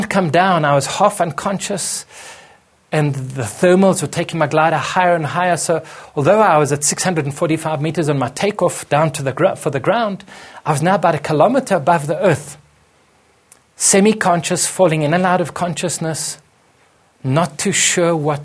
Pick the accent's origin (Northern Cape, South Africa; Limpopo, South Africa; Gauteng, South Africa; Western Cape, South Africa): Gauteng, South Africa; Johannesburg; came home back to my home country in Johannesburg